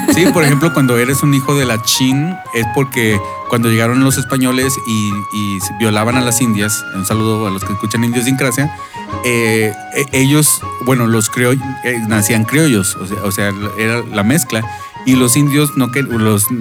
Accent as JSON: {"language": "Spanish", "town": "Monterrey", "region": "Nuevo León", "country": "Mexico", "moved": "as an adult", "said": "¿de dónde les digo? Monterrey"}